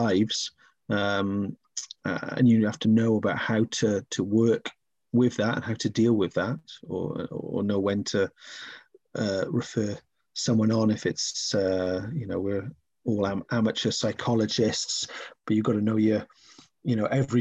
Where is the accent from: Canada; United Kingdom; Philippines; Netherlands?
United Kingdom; Wales; growing up in Wales